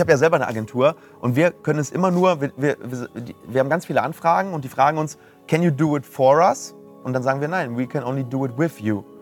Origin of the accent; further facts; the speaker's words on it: Ruhr area, North Rhine-Westphalia, Germany; Wir kommen aus dem Ruhrgebiet